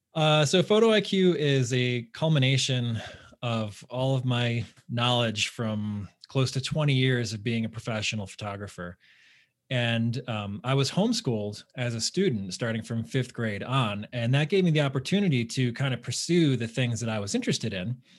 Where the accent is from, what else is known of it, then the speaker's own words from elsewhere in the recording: Southern Connecticut, United States; I grew up in Southern Connecticut, so it, you know, in the New York metro area.